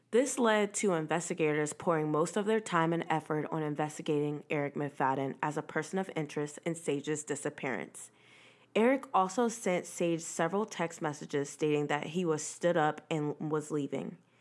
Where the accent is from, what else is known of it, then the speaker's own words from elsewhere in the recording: Virginia, United States; I'm from Virginia